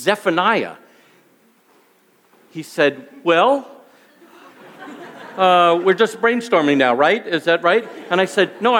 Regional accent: New York, United States; moved away; I'm originally from New York, as Rob mentioned, and I grew up in a Jewish home.

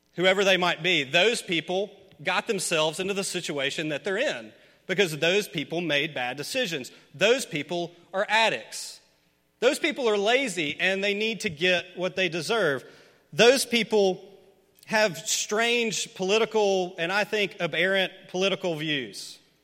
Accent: Memphis, Tennessee, United States; Memphis, my hometown

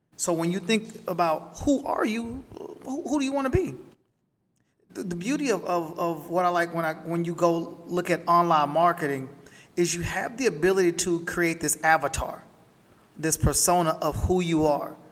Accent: Camden, Arkansas, United States; moved away; I was born and raised in Camden, Arkansas, down in the country

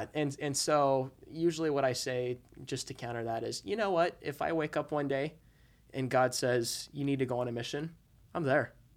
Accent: Utah, United States; I'm from Utah

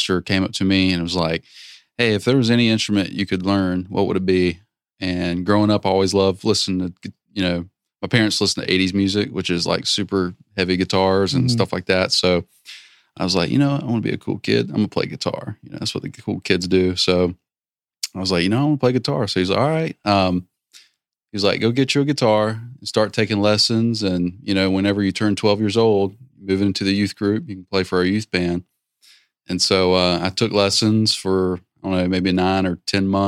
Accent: Lumberton, North Carolina, United States; I'm from Lumberton, North Carolina, the metropolis of Lumberton, North Carolina

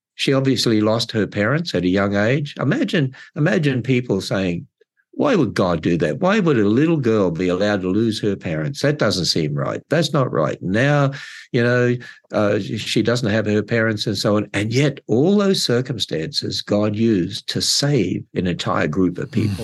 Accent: Australia; moved away as an adult; also born or lived in California; now in Northern Kentucky, United States; I'm originally from Australia

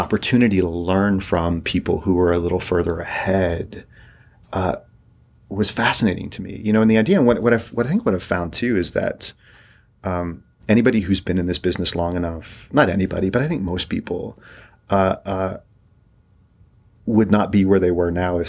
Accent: East Tennessee, United States; moved away; also born or lived in Colorado / New York; I grew up in East Tennessee

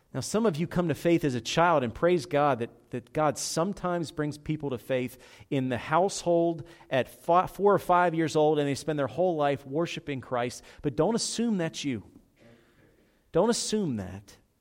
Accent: Philadelphia, Pennsylvania, United States; I'm from South Philadelphia

